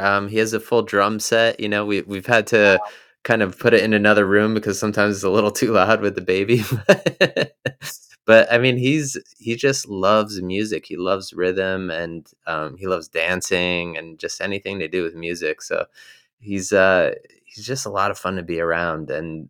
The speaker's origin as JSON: {"language": "English", "region": "New Jersey", "country": "United States", "tie": "born or raised there", "said": "So I grew up in New Jersey, you know, more the countryside of New Jersey."}